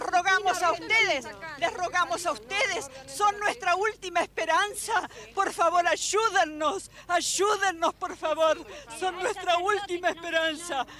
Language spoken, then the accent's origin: Spanish; Argentina; Nosotros, que somos argentinas, vivimos en la Argentina